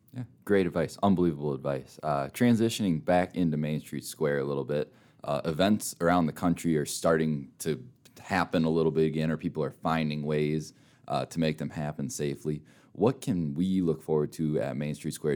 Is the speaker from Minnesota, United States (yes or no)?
yes; Minnesota, United States; moved away as an adult; now in Rapid City, United States; I'm a Minnesota kid through and through, but I moved out here.